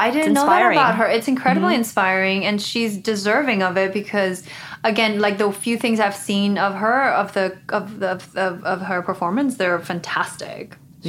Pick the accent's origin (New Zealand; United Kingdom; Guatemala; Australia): Guatemala; now in United States; I grew up in Guatemala in a Christian family.